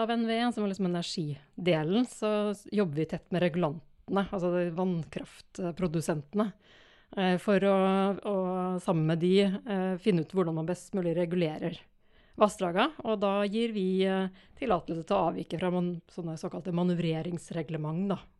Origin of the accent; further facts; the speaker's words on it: Trøndelag, Norway; accent: Trøndersk; Altså, jeg har litt sånn kvasidialekt, men eh, det er noe trøndersk baki der, ja.